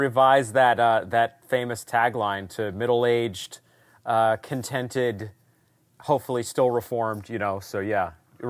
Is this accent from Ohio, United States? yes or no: no; coastal Maine, United States; I was born in coastal Maine. I was raised in a Christian home. Very thankful for my father and mother who raised me to know the Lord in our small, roughly 50-person Baptist church.